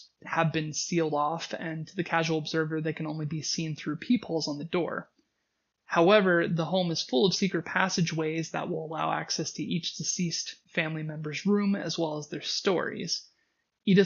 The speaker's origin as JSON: {"language": "English", "region": "Washington", "country": "United States", "tie": "born or raised there", "said": "Personally, for me, growing up in Washington State, one of the key memories I had was being at the bottom of the ocean"}